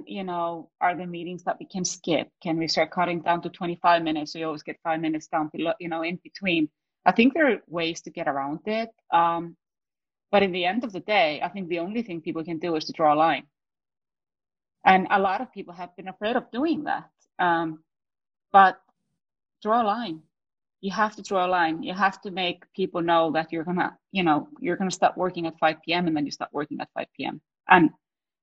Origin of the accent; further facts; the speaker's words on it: Iceland; also born or lived in New York, United States; now in Stockholm, Sweden; I was raised up in Iceland